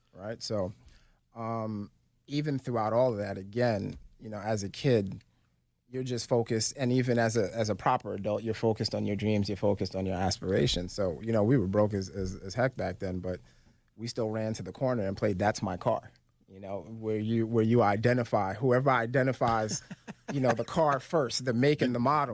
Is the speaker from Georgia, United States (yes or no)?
no; New York City, New York, United States; moved away; also born or lived in Philadelphia; I was born and raised in Brooklyn, New York.